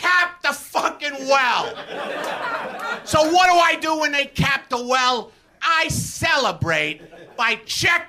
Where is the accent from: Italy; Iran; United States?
United States; New York City, New York; moved away; I was raised in Brooklyn